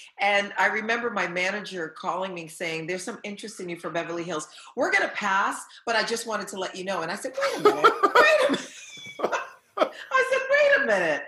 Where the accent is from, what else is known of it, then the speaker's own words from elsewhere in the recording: Haiti; English is a second language; now in Los Angeles, United States; I'm an immigrant. I was born in Haiti. I didn't know a word of English until I watched Sesame Street.